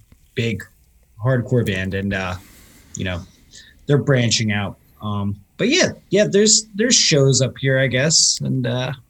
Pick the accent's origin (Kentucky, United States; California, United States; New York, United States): New York, United States; Westchester; now in Beacon, United States; I grew up in Westchester area, which is probably half hour south of where I am now.